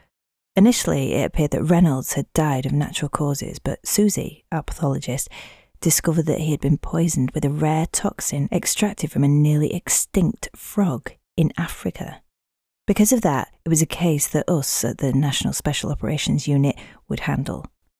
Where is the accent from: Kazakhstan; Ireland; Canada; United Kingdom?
United Kingdom; Yorkshire and the Humber; accent: Yorkshire; I can sing without my Yorkshire accent too.